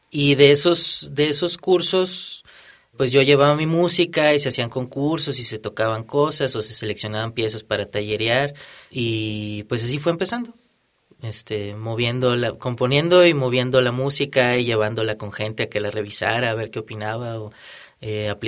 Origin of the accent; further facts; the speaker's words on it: Monterrey, Nuevo León, Mexico; yo soy de Monterrey.